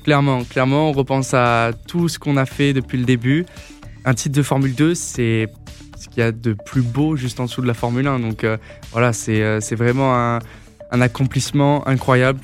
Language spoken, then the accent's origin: French; Grasse, south of France, France; je suis originaire du sud de la France.